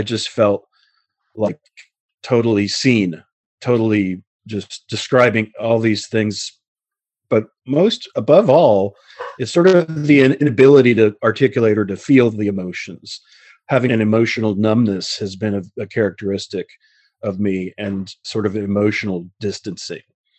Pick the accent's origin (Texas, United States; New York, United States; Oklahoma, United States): New York, United States; Queens; born there; I was born in Queens in Booth Memorial Hospital, February 1966.